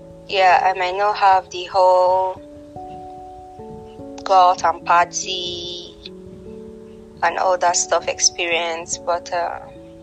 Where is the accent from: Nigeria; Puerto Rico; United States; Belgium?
Nigeria; I am from Nigeria. I am based in Abuja.